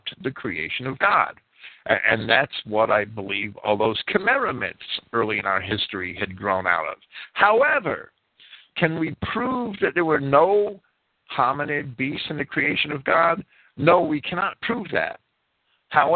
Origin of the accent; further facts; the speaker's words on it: New York City, New York, United States; when I was a kid growing up in New York City